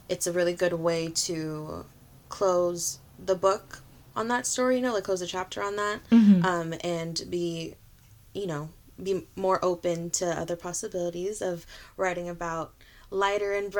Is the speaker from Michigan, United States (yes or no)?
no; Bay Area, California, United States; I am a Filipina artist from the Bay Area